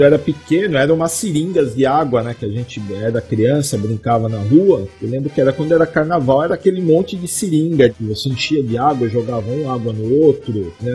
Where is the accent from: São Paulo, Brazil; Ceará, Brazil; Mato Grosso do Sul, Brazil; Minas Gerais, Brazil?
São Paulo, Brazil; moved away as an adult; eu nasci em São Paulo, né, na Zona Leste, e morei lá até os 30 anos